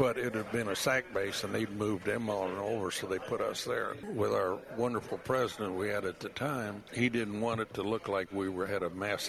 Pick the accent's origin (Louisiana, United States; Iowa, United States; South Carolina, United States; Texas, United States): Iowa, United States; moved away; I was still from Iowa at that time.